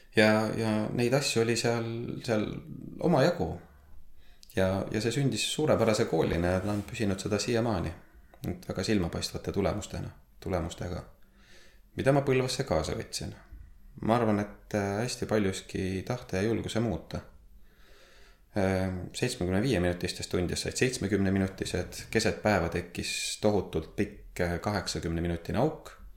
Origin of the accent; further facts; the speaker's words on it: Võru, Võru County, Estonia; sündinud ja kasvanud olen Võrus